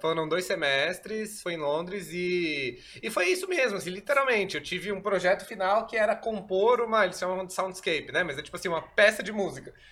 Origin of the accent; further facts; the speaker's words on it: São Paulo, Brazil; sou daqui de São Paulo